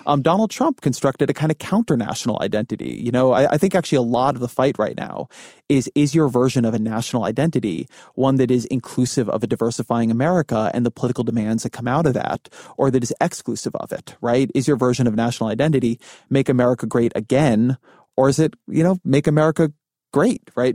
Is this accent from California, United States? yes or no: yes; California, United States; moved away; also born or lived in Washington, D.C.; I'm Jewish, I'm Californian, um, I, like, lived in Washington, D C